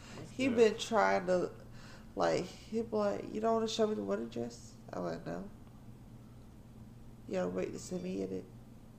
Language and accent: English; Augusta, Georgia, United States; also born or lived in Aiken, South Carolina / Statesboro, Georgia; I'm technically from South Carolina. Like, I was born in South Carolina, but I was raised in Augusta.